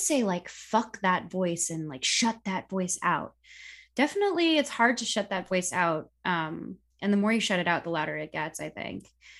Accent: Philippines; being both Filipino and being a, you know, trained vocalist

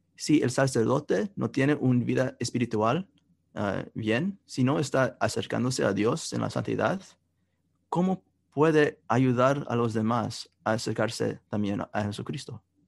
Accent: Kansas City, United States; donde yo crecí, en Kansas City

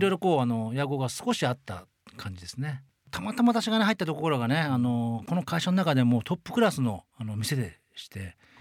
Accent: Ehime, Japan; moved away as an adult; also born or lived in Tokyo; 愛媛私出身なんですけども、うん、愛媛から上京した時にですね

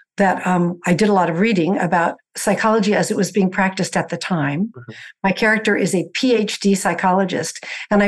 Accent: the Bay Area, California, United States; I grew up in the Bay Area

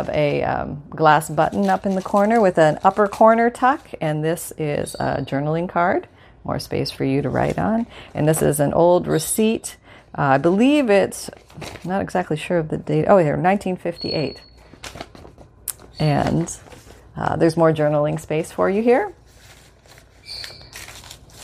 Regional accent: Canada; moved away; where I grew up in Canada.

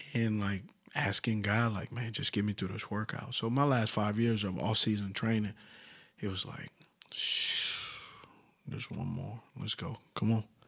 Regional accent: Los Angeles, California, United States; So where I'm from originally is Los Angeles, California. I grew up, uh, a mile from walking the Compton sign.

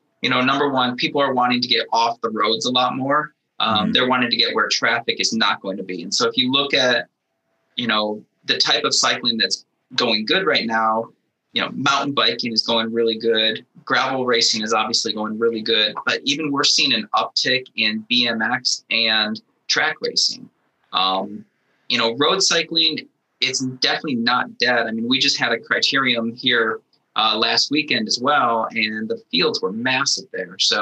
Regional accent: Buffalo, New York, United States; moved away; also born or lived in southern United States; I grew up in Buffalo, New York area.

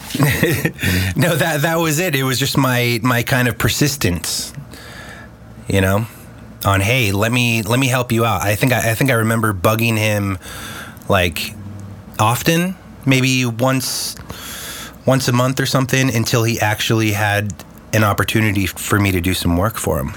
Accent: Los Angeles, California, United States; also born or lived in Chicago / San Diego; pretty much been growing up here in LA since I was six years old

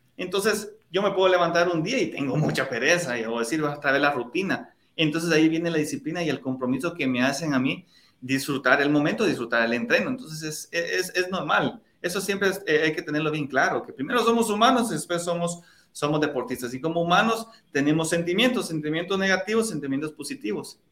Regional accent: La Unión, Zacapa, Guatemala; moved away; para la Unión, para mi pueblo, a poder visitar a, mis papás

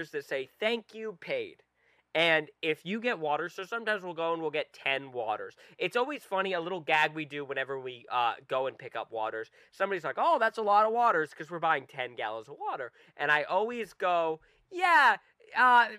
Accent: Rhode Island, United States; we're from Rhode Island

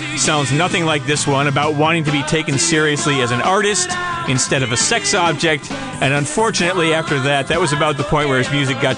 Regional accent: Big Rapids, Michigan, United States; moved away; also born or lived in Ann Arbor, Michigan; my hometown of Big Rapids

